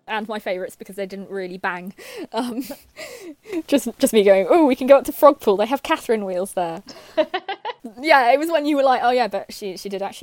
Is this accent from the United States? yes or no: no; United Kingdom; as a Brit